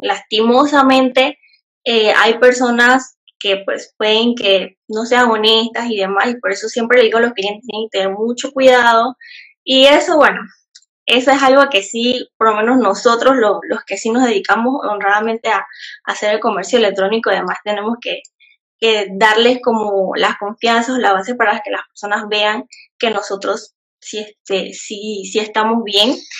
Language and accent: Spanish; Panamá Oeste, Panama; yo soy de acá de Panamá, como bien dijo Jefferson, soy del lado de Panamá Oeste, eh, para que sepan cómo exactamente, no es en la capital